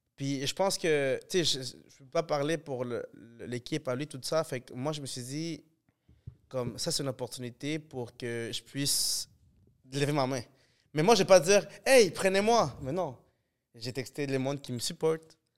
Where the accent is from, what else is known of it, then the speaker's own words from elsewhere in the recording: Montreal, Quebec, Canada; je suis de fucking Montréal